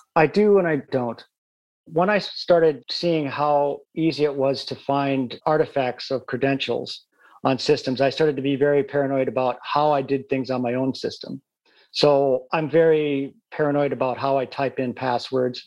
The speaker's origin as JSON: {"language": "English", "region": "Midwest", "country": "United States", "tie": "born or raised there", "moved": "yes", "lives_now": "United Kingdom", "said": "I come from the Midwest and you know, I grew up in areas where you didn't lock your doors"}